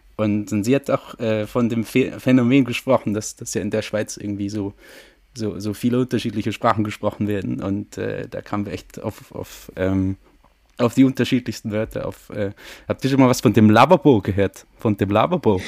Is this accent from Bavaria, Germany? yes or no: yes; Franconia, Bavaria, Germany; bin ich ja …